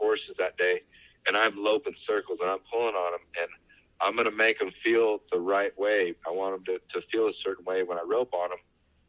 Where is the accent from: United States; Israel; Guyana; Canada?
United States; South Tucson, Arizona; I'm a kid from South Tucson